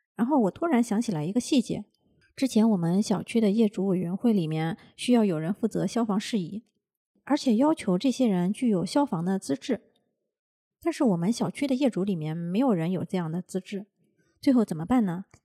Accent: China; now in Japan; 我们中国人要是有了闲钱，会有这个置业的习惯

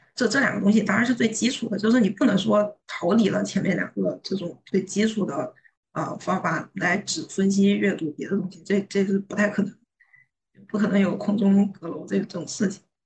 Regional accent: China; 我作为一个中国人

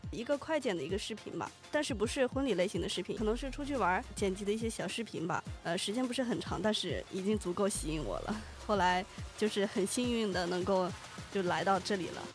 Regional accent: Taiyuan, Shanxi, China; moved away; 我是来自山西太原，中国促都之乡，就是在，呃，山西这边

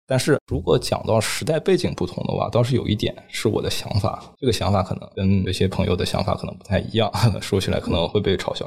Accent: China; also born or lived in Hong Kong; 我们中国人经常讲说，读万卷书，行万里路。

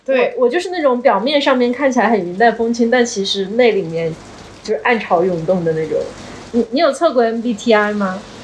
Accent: Suzhou, Jiangsu, China; 我其实是在一个就是研究生看着他变成了旅游城市的城市长大的，我是苏州人嘛

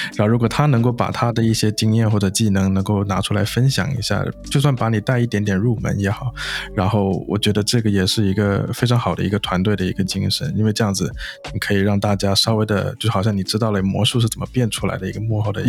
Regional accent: China; moved away as an adult; also born or lived in United States; 我本身是在国内，就是土生土长长大的嘛

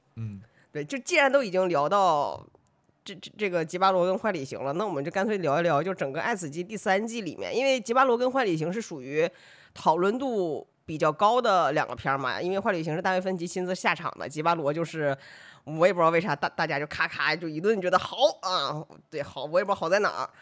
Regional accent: Northeast China, China; 我是一个东北人

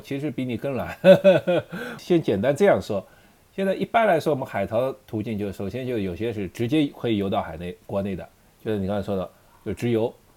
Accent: China; 我们中国人

